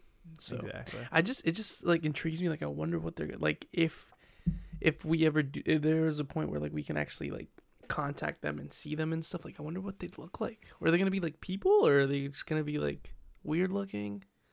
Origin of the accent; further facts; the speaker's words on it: Detroit, Michigan, United States; I grew up in Detroit. I'm just from another time.